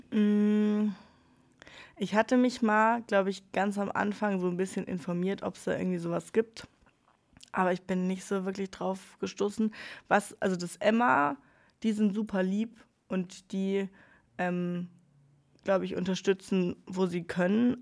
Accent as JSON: {"language": "German", "town": "Freiburg", "region": "Baden-Württemberg", "country": "Germany", "tie": "born or raised there", "moved": "as an adult", "lives_now": "Pforzheim, Germany", "said": "in meiner Heimat in Freiburg"}